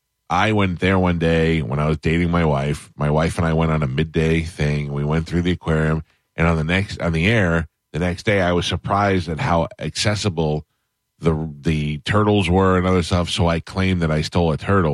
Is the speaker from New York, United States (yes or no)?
yes; New York, United States; moved away as an adult; now in Florida, United States; I'm from New York